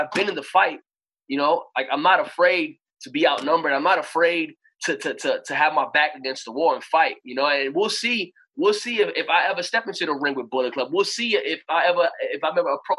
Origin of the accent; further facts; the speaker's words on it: New York City, New York, United States; when I was growing up in Brooklyn, New York